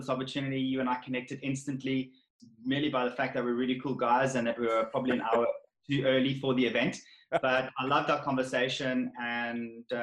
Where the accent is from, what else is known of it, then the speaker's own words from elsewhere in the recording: South Africa; moved away as an adult; now in England; I'm from South Africa